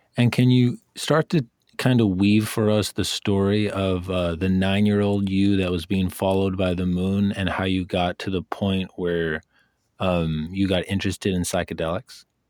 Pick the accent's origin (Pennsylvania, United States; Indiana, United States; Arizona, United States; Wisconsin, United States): Wisconsin, United States; I lived in Wisconsin